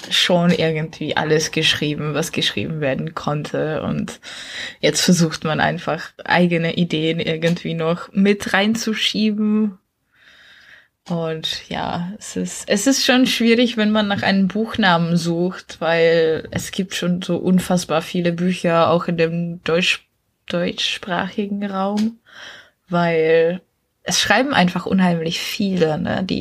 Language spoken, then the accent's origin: German; Czechia; Aus Tschechien.